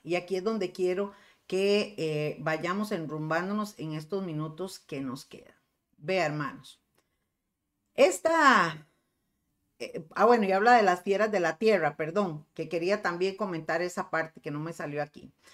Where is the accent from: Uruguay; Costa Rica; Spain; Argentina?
Costa Rica; aquí en Costa Rica